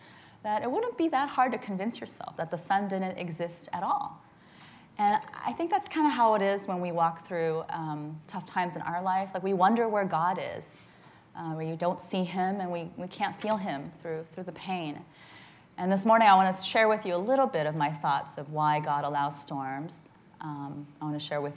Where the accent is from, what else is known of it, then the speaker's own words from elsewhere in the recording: Midwest, United States; also born or lived in Charleston, South Carolina; now in San Francisco, United States; I grew up in the Midwest, which is very different than out here, in small towns